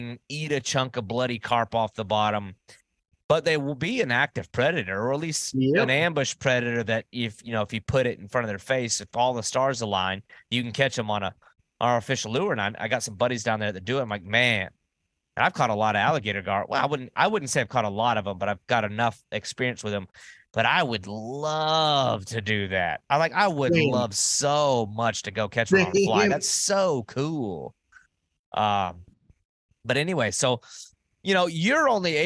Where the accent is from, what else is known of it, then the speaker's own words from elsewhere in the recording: the South, United States; I'm like born and raised in the South